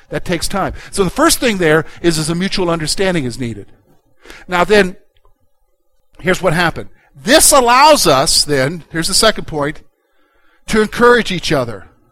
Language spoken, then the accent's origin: English; Columbia, United States; now in Pennsylvania, United States; I'm from the South, from Columbia, which is, I grew up in the suburbs there